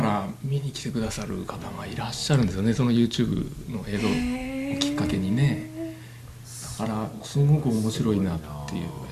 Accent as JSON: {"language": "Japanese", "town": "Yokohama", "region": "Kanagawa", "country": "Japan", "tie": "born or raised there", "said": "私の地元の横浜"}